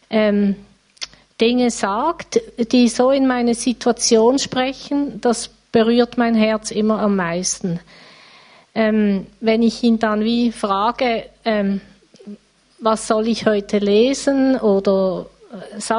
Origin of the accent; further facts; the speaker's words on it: Riehen, Basel-Stadt, Switzerland; now in Basel, Switzerland; Ich wohne in Basel. Aufgewachsen bin ich in Riechen.